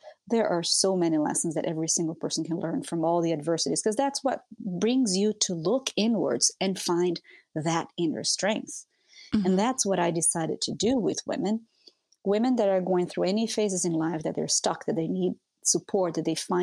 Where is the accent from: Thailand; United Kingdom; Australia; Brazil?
Brazil; moved away as an adult; also born or lived in Europe / Minnesota; now in United States; I'm a Brazilian. I grew up in Brazil. I moved to the US when I was 29 years old